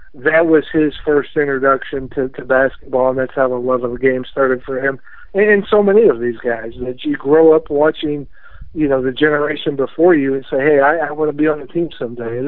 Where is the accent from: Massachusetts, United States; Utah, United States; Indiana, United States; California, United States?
Indiana, United States; Southern; I grew up in Southern Indiana, but my family is from the region